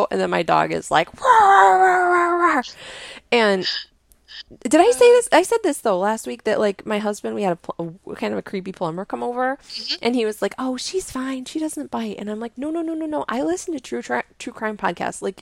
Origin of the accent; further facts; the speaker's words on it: Indiana, United States; No, I'm from Indiana and I like flutes and journaling.